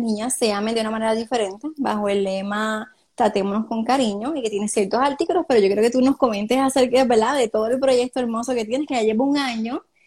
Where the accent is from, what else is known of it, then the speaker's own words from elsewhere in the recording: Cidra, Puerto Rico; mi pueblo natal, el pueblo de Sidra, Puerto Rico.